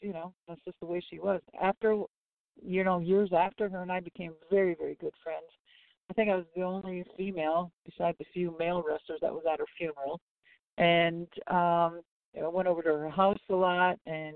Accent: Minneapolis, Minnesota, United States; I was from Minneapolis

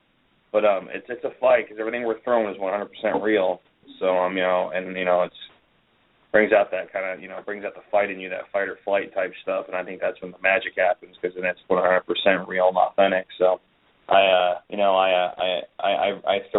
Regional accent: United States; we're two Americans in Wolverhampton

